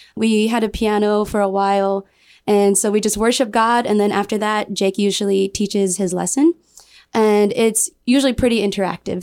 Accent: Michigan, United States; now in Guam; I'm from Michigan

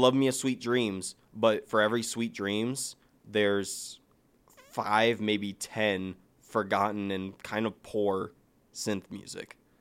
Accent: Ohio, United States; we're from Ohio. We have the Rock and Roll Hall of Fame

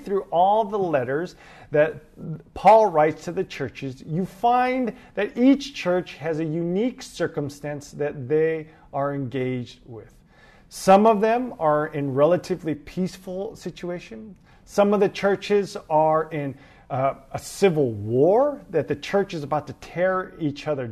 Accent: Los Angeles, California, United States; moved away as an adult; now in New York, United States; I am originally from Los Angeles, California. I moved to New York about 8 years ago to pursue ministry

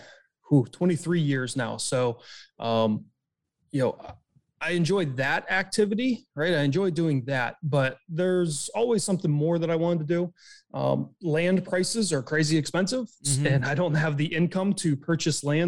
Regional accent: just outside of Pittsburgh, Western Pennsylvania, United States; I'm from Western Pennsylvania, just outside of Pittsburgh. I grew up as an outdoors kid.

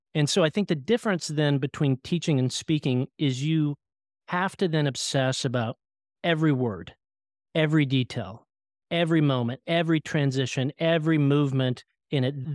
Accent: Oklahoma, United States; I grew up in Oklahoma

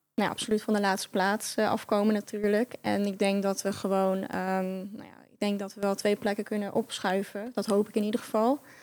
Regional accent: Netherlands; moved away as an adult; also born or lived in Rotterdam; Ik kom uit Oost, oosten

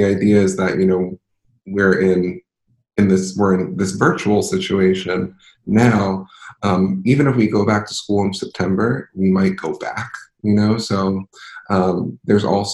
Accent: Philadelphia, Pennsylvania, United States; I'm from Philadelphia, city of brotherly, sisterly, personally love.

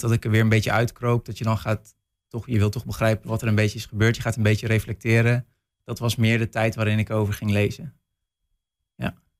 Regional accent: North Brabant, Netherlands; moved away; ik kom zelf uit West-Brabant, dus mijn ouders wonen ver weg

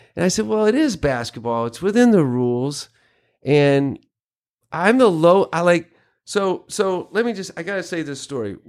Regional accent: North Carolina, United States; moved away as an adult; also born or lived in Kentucky; I grew up in North Carolina, kind of in the country.

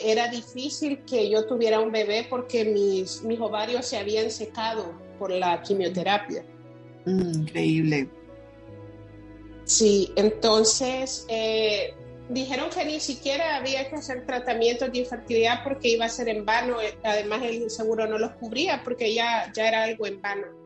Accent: San Salvador, El Salvador; now in Silver Spring, United States; Yo nací en San Salvador

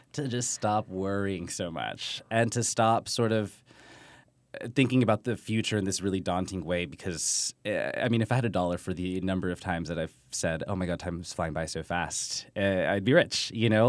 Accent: Texas, United States; my family, we're from Texas, where being Mexican is a little more, I don't, quote-unquote, normal

